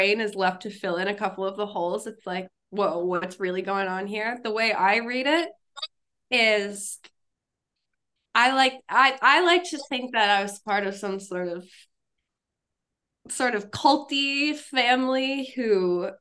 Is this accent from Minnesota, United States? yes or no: yes; Minneapolis, Minnesota, United States; now in New York City, United States; I'm originally from Minneapolis, Minnesota